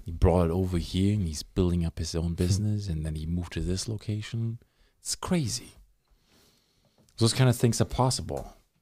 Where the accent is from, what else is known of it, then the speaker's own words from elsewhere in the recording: Germany; now in Thunder Bay, Canada; when I was growing up in Germany.